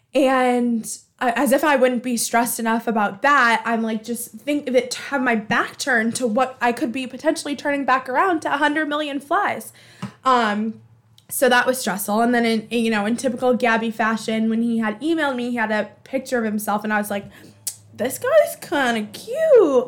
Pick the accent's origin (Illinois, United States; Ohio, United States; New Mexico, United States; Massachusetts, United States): Massachusetts, United States; Boston; I'm from Alston